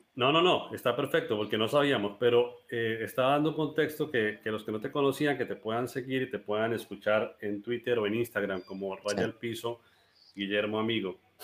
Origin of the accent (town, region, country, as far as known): Colombia; now in Cúcuta, Colombia